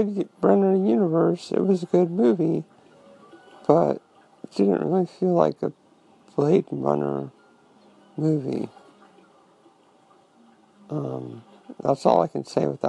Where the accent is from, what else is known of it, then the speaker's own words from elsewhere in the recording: Santa Rosa, California, United States; moved away; my hometown, Santa Rosa, California